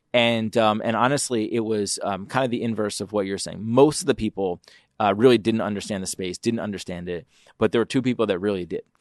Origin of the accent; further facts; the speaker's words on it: Philadelphia, Pennsylvania, United States; now in Detroit, United States; I'm from Philly